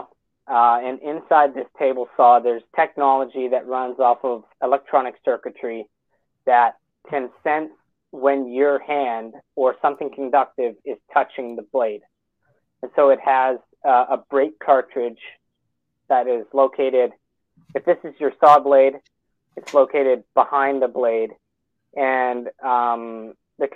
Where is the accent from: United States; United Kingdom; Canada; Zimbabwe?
Canada; Red Deer, Alberta; I actually grew up, I was born in Red Deer, and I grew up just north of Red Deer in Pinoca County.